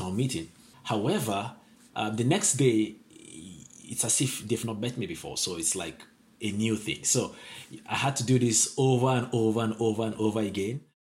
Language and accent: English; Northern Nigeria, Nigeria; now in Jena, Germany; I'm from Nigeria. I was born in the northern part of Nigeria.